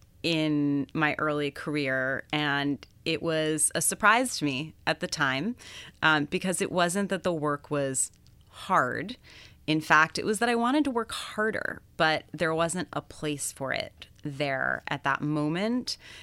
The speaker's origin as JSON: {"language": "English", "region": "London", "country": "United Kingdom", "tie": "born or raised there", "said": "I think it's the fact that I grew up in London from the time I was 12 until I went to college."}